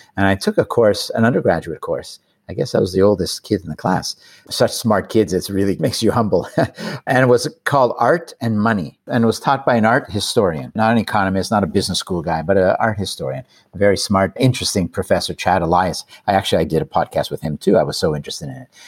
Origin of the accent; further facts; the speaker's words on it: Canada; I'm Canadian